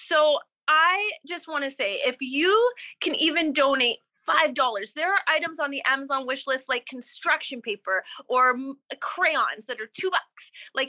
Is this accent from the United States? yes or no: no; Canada; Recovery Kids with a Z, with a Z. We're Canadian, ZZ, recoverykids.com.